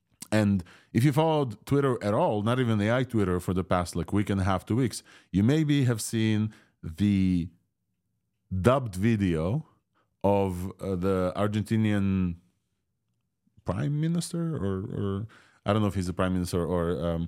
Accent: Ukraine; first language Russian; English is a second language; And I asked it to dub me in Russian, a language that I do speak, and my mother tongue from Ukraine.

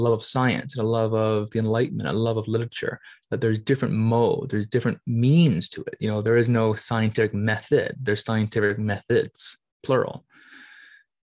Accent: Canada; being Canadian

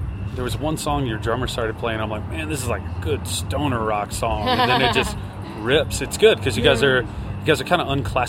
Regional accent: Shreveport, Louisiana, United States; also born or lived in Dallas, Texas; Well, I was born in Dallas, but I grew up in Shreveport, Louisiana.

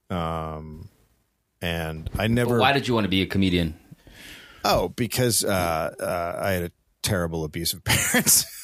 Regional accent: Marin County, California, United States; I'm yeah. from Marin

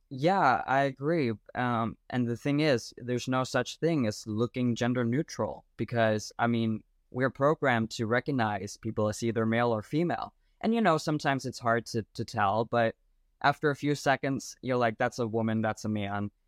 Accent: Denmark; I'm from Denmark, uh, Europe

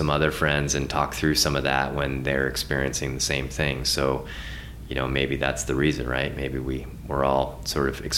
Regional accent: north of Seattle, Washington, United States; moved away as an adult; also born or lived in Hawaii; now in Montana, United States; I grew up north of Seattle

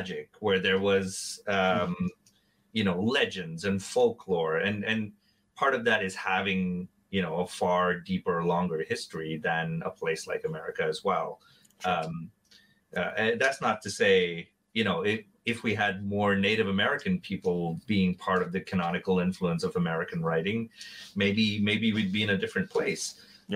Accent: Mumbai, Maharashtra, India; moved away as an adult; I was growing up in Mumbai. I was in Mumbai until I was about 19.

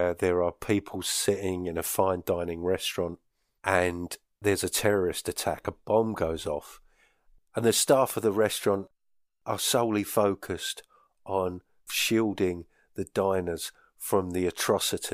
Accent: South Essex, East of England, United Kingdom; now in Northern Scotland, United Kingdom; In an area where I grew up in South Essex

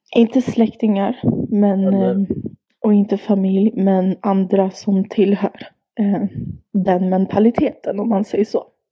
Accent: Sweden; jag har bott och växt upp här i Sverige, lärt mig svenska, gått i skola

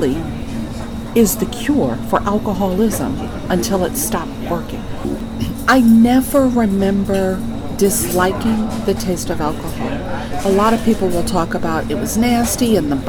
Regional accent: New York, United States; I am a New Yorker, born and raised in New York

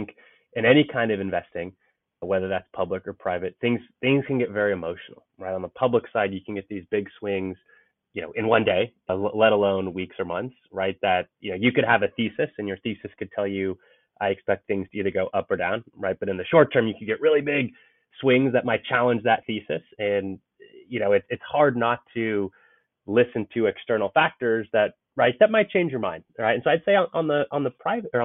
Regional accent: Bay Area, Silicon Valley, California, United States; born or raised there

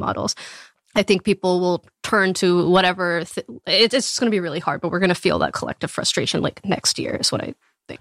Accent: Texas, United States; moved away; I grew up in Texas, like, in a small

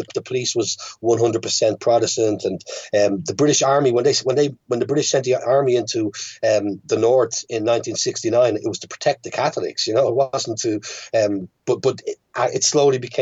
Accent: Dublin, Leinster, Ireland; born or raised there; moved away as an adult; also born or lived in London / United States / France

